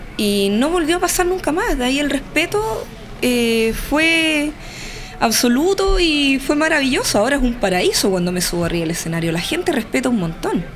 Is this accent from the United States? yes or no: no; Chile; accent: Chilean; me voy a chilenizar